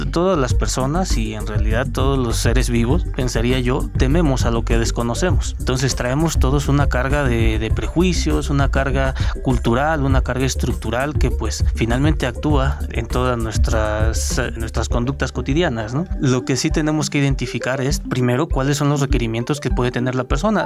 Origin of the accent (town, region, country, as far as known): Mexico